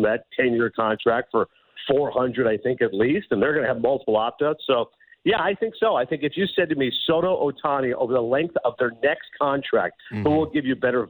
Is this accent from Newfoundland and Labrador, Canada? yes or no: no; Kingston, Ontario, Canada; moved away; as a kid growing up in Eastern Ontario and Kingston